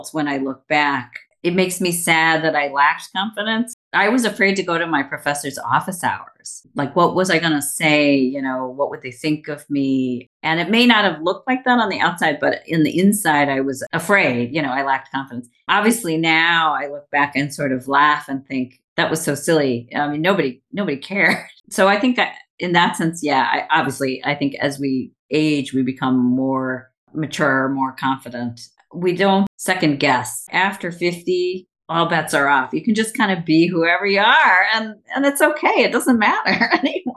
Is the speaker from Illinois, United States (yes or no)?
yes; Chicago, Illinois, United States; moved away as an adult; now in Ireland; I was born and raised for most of my life in Chicago.